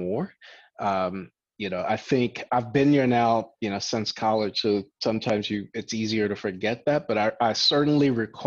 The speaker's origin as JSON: {"language": "English", "country": "Liberia", "tie": "born or raised there", "also_born_or_lived": "Platteville, Wisconsin, United States / Boston, Massachusetts, United States", "moved": "yes", "said": "I grew up in West Africa for a good part of my life in a country called Liberia"}